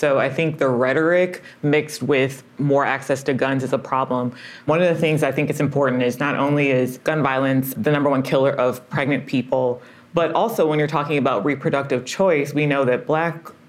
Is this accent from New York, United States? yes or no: no; Detroit, Michigan, United States; I grew up in Detroit, Michigan